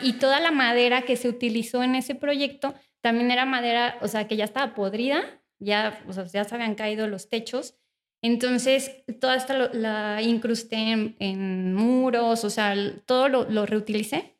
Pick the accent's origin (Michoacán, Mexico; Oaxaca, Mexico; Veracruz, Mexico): Michoacán, Mexico; Morelia; soy originaria de Morelia